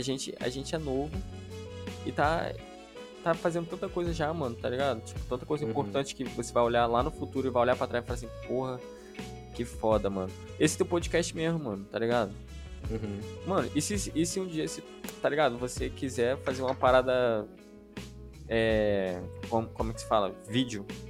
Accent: Parintins, Amazonas, Brazil; also born or lived in Manaus / Cabo Frio; now in Itaboraí, Brazil; eu cresci no interior do Amazonas, que é em Parintins

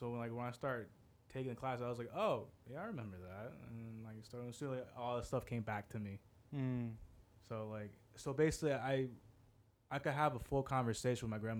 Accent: England, United Kingdom; accent: English; I'm going to try keep that different from my English accent.

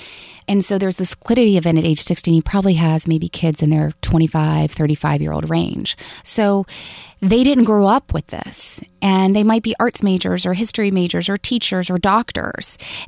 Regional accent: the South, United States; Plus, I'm from the South, so it can become nasally and a little high-pitched.

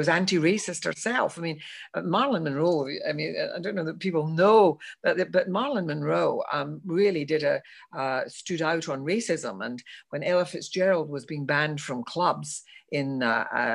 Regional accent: Glasgow, Scotland, United Kingdom; when I was growing up in Glasgow.

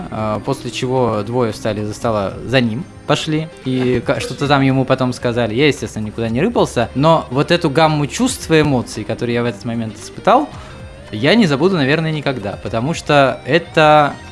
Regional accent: Volgorechensk, Kostroma Oblast, Russia; Я из Волгореченска, там э, родился, учился и рос.

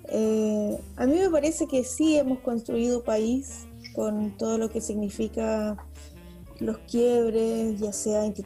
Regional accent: Patagonia, Chile; yo soy de la Patagonia, entonces, claro, pasa, pasa eso, que cuando estás en zonas extremas

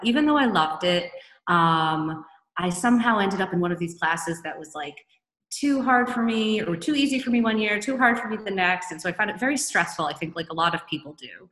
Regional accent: Newton, Massachusetts, United States; also born or lived in Europe; I grew up not far from here. I'm originally from Newton, Massachusetts, just outside of Boston

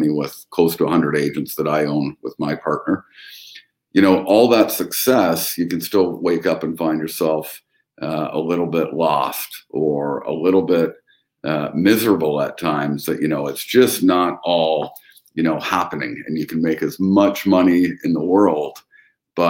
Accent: London, Ontario, Canada; I was born and raised up here in London, Ontario, Canada, which is 90 minutes in between Toronto and Detroit

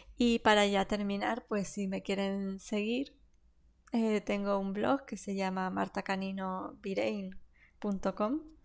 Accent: Canary Islands, Spain; accent: Canarian; mi propio acento y mi forma de hablar, ya que, que venimos de aquí, de Canarias.

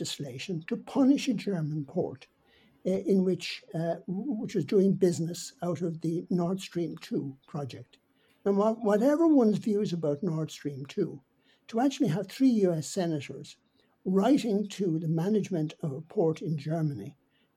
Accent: Ireland; as being Irish

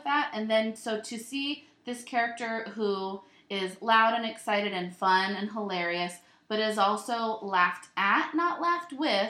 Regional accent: New York, United States; accent: Long Island; I'm just going to do my Long Island accent because it feels very correct for me.

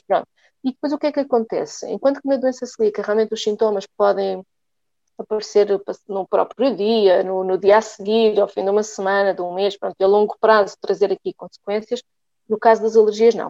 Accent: Lisbon, Portugal; sou natural de, de Lisboa

